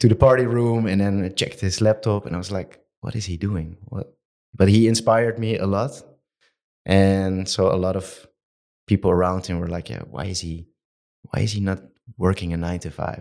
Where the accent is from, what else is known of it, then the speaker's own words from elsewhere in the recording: Amsterdam, North Holland, Netherlands; I'm from Amsterdam